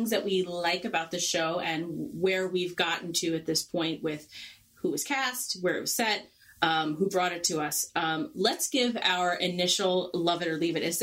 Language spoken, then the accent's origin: English; New York City, New York, United States; also born or lived in Long Island; I live on Long Island. I I was born on this island. I was born in Queens